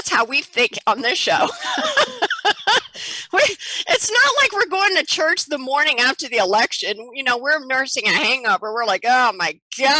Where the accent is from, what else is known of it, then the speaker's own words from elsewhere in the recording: Indiana, United States; I'm from Indiana